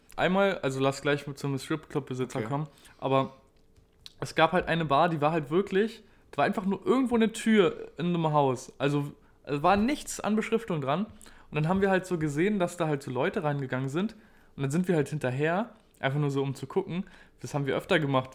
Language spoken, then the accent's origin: German; Berlin, Germany; wir kommen aus Berlin